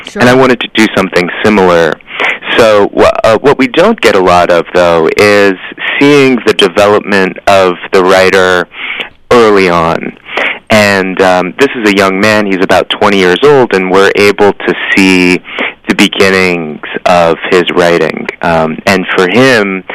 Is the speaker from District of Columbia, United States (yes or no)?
no; Newton, Massachusetts, United States; moved away as an adult; now in New York City, United States; I grew up in the Boston area